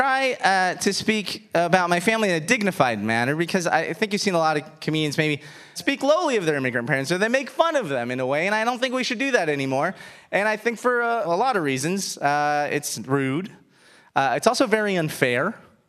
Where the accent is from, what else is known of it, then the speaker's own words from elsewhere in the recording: United States; I was born a year after my parents got to the United States